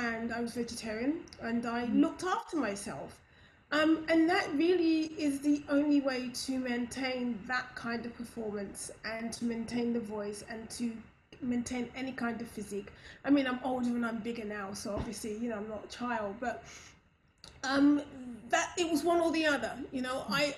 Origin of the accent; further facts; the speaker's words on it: London, United Kingdom; I was raised in Brixton.